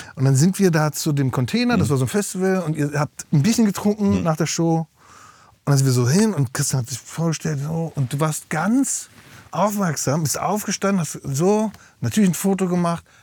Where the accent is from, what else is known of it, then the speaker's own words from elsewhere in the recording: Berlin, Germany; also born or lived in Mecklenburg-Vorpommern / Güstrow; Und zwar hab ich aufgewachsen in Berlin und in Mecklenburg-Vorpommern.